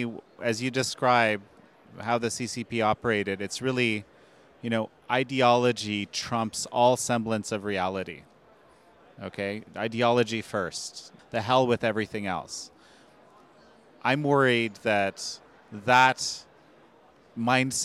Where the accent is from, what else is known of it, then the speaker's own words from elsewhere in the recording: Canada; my home country of Canada